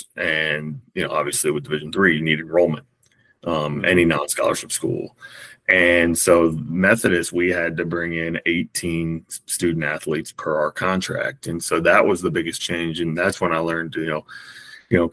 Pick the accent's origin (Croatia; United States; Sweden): United States; Raleigh, North Carolina; I'm from Raleigh, North Carolina